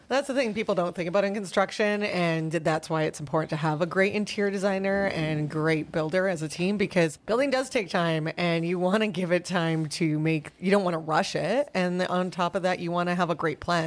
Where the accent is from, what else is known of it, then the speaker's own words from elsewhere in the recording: Vancouver, British Columbia, Canada; I grew up in Vancouver